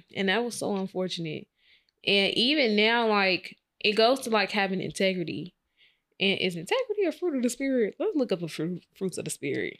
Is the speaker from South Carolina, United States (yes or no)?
no; Chicago, Illinois, United States; I was in from Chicago in the hood